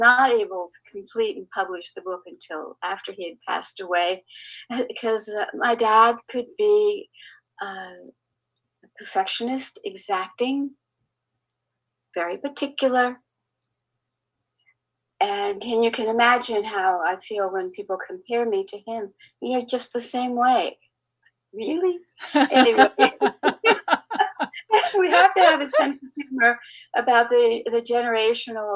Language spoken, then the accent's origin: English; Bermuda; also born or lived in Tulsa; now in Chattanooga, United States; I grew up in the British colony back then of Bermuda.